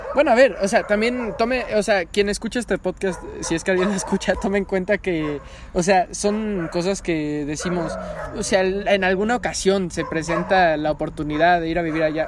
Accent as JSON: {"language": "Spanish", "country": "Mexico", "said": "soy el peor mexicano del mundo"}